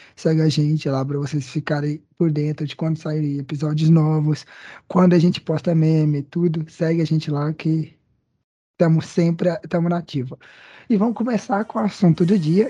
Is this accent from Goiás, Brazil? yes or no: yes; Goiânia, Goiás, Brazil; Pra gente que é aqui de Goiânia, de Goiás